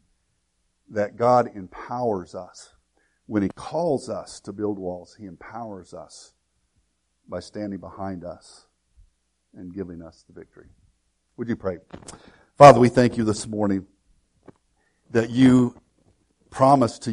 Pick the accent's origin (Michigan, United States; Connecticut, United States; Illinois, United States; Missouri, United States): Illinois, United States; Woodlawn; I grew up in Woodlawn, Illinois, Southern Illinois.